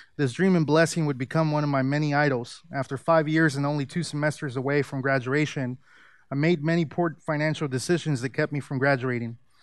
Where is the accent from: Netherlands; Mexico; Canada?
Mexico; Mexico City; moved away; I was born in Mexico City, and most of my family is Catholic. I grew up attending church